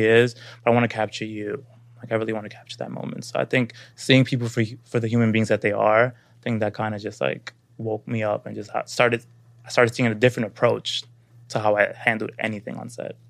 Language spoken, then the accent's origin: English; New York City, New York, United States; moved away as an adult; now in Los Angeles, United States; I didn't know who I was growing up in Brooklyn, being a Dominican black kid